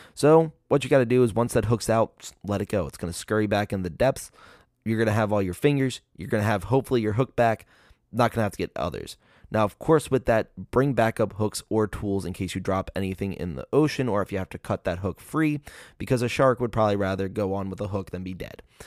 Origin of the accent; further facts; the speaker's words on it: Maryland, United States; my home state